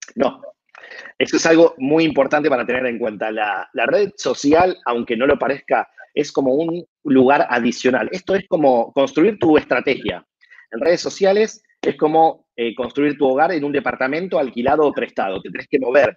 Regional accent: Argentina; como argentino que soy

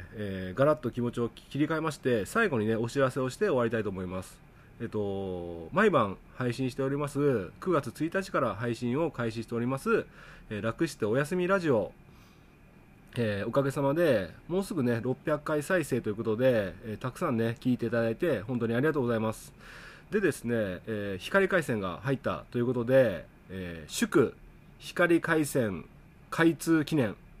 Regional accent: Okayama, Japan; 僕の地元、岡山

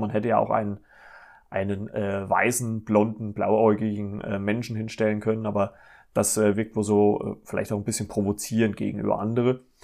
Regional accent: Germany; hier bei uns in Deutschland

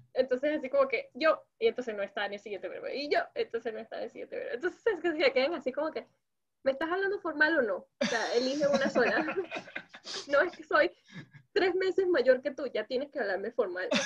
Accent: Venezuela; first language Spanish; now in South Korea; Soy la única venezolana entre mi, entre mi grupo de amigos

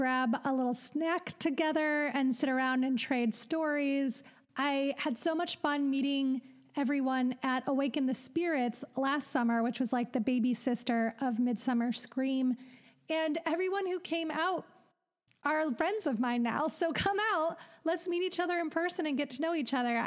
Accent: Midwest, United States; moved away as an adult; now in Los Angeles, United States; We're both just from the Midwest, from nice Midwestern families

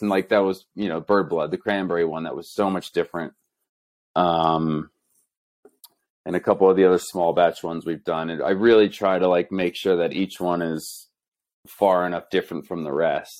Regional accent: New Jersey, United States; moved away as an adult; also born or lived in Boulder, Colorado; now in Denver, United States; I grew up in New Jersey.

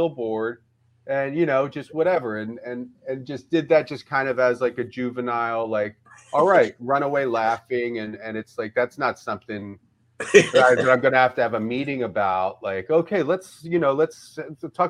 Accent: Philadelphia, Pennsylvania, United States; moved away as an adult; also born or lived in Eugene / Ireland / Amsterdam / Austin; I grew up in Philadelphia

